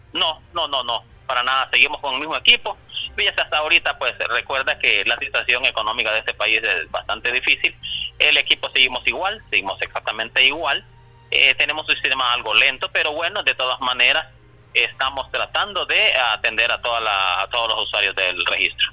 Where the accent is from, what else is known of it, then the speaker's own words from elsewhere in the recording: San Manuel, Cortés, Honduras; soy del municipio de San Manuel